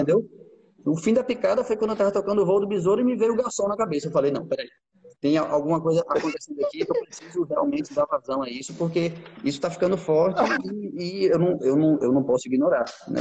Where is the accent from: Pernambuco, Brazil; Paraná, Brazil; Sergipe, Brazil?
Sergipe, Brazil; moved away as an adult; now in Portugal; a gente é brasileiro